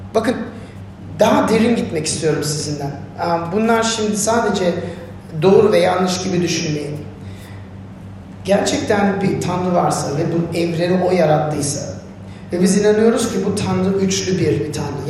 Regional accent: Turkey; ne mutlu Türk'üm diye, diyene diyorsanız benim gibi

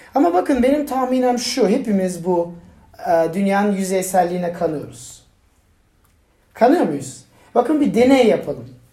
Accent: Turkey; ben Türk'üm

